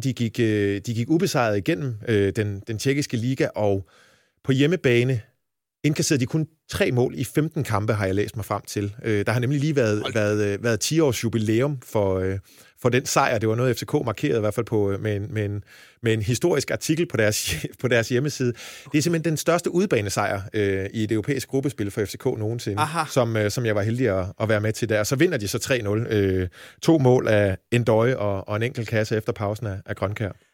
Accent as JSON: {"language": "Danish", "region": "Jutland", "country": "Denmark", "moved": "as an adult", "lives_now": "Copenhagen, Denmark", "said": "jeg er jyde oprindelse"}